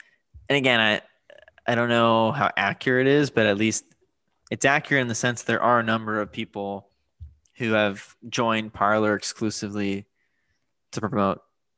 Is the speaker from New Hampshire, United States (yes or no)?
no; California, United States; I grew up in California in a particular city